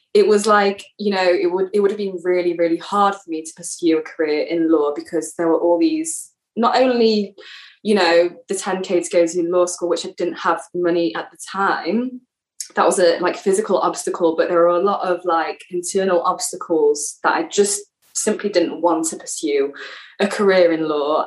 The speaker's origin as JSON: {"language": "English", "region": "England", "country": "United Kingdom", "moved": "as an adult", "lives_now": "Israel", "said": "I'm from England. I'm living in Israel at the moment."}